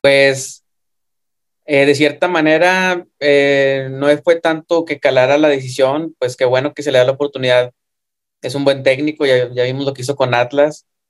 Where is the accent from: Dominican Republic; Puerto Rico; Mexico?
Mexico; somos mexicanos